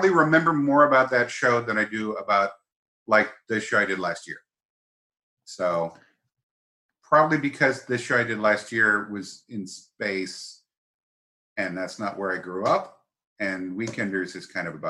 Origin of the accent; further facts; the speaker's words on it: San Diego, California, United States; also born or lived in Massachusetts; We moved to San Diego when I was like 10, so I don't know what counts as growing up. I grew up in Massachusetts and then San Diego.